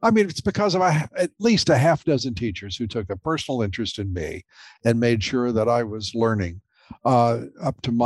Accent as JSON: {"language": "English", "country": "United States", "said": "I'm very proud of being an American, who came up from a working class"}